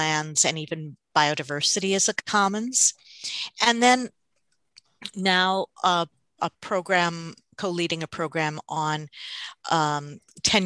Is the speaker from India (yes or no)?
yes; South India, India; moved away; I grew up in South India in a semi-arid area.